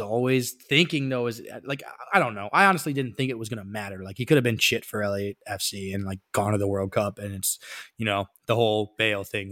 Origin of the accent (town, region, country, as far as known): United States